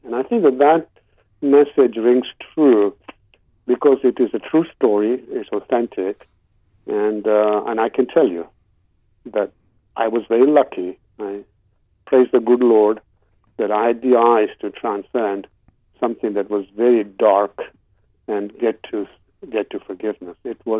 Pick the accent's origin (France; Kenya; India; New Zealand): Kenya; born there; also born or lived in England; I went to school in England. I was born in Kenya, and my roots are Eastern.